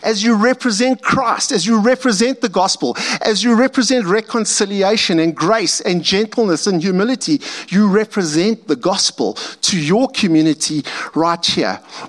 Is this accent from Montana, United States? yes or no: yes; Montana, United States; I grew up as a farm boy in a little farm town of about 500 people. And there's remnants of how I grew up around Montana.